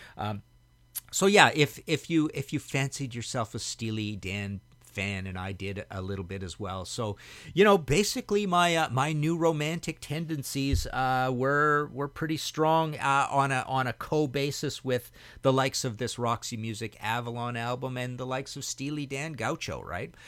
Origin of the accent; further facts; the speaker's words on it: Trail, British Columbia, Canada; moved away as an adult; also born or lived in Hamilton, Ontario; where I grew up in Trail, BC